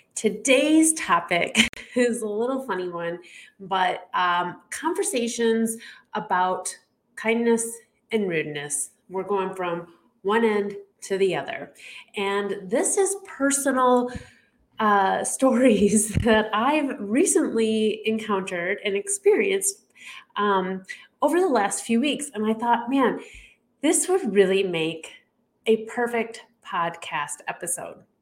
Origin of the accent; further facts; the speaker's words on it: Chicago, Illinois, United States; I am from the Chicago area